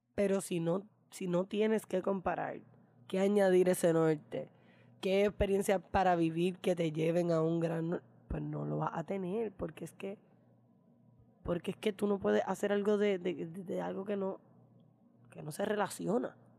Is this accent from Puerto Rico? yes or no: yes; Puerto Rico; como puertorriqueña de este PR colonial